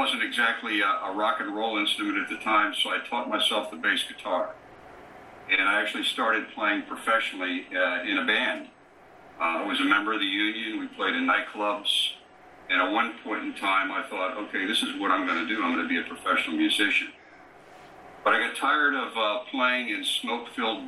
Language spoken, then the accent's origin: English; southeast Pennsylvania, United States; moved away; I grew up in a small suburb in southeast Pennsylvania, about 20 miles south of Philadelphia.